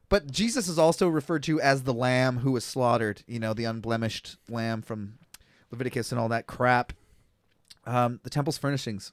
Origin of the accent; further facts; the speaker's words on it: Kelowna, British Columbia, Canada; I was born in Kelowna.